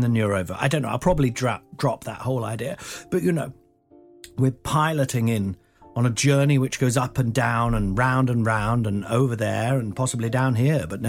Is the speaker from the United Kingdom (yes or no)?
yes; Nottingham, East Midlands, United Kingdom; I grew up in Nottingham, which is in the Midlands